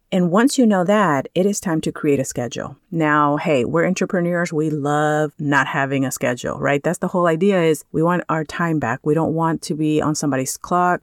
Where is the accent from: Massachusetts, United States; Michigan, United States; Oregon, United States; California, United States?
California, United States; moved away; I come from California